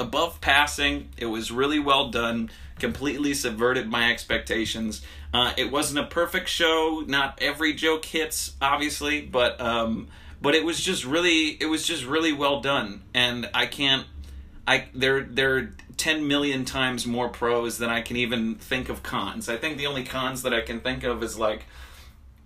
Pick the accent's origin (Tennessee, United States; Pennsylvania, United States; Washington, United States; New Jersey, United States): Pennsylvania, United States; Harrisburg; moved away; going back to my hometown in Pennsylvania, woo-woo, Harrisburg